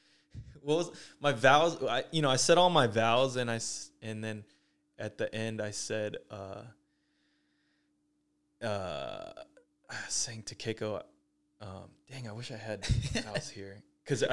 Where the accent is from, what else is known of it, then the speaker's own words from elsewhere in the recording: Fair Oaks, California, United States; I grew up near Fair Oaks, which there's chickens wandering around all the time